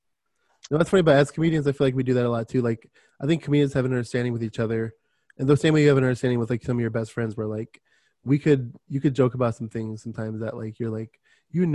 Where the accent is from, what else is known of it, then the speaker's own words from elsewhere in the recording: Miami, Florida, United States; moved away as an adult; also born or lived in Michigan; now in Arizona, United States; growing up in Miami